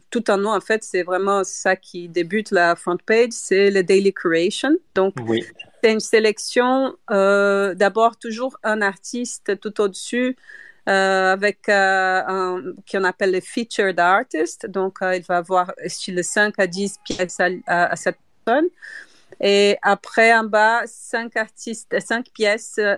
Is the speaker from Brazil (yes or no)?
yes; Brazil; French is a second language; now in Brussels, Belgium; je suis brésilienne, donc, mais j'habite à Bruxelles, donc euh, quand même je peux parler français.